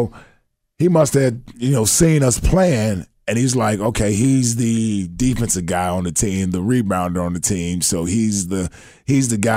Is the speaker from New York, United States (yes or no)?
no; Ohio, United States; I grew up a Buckeye fan.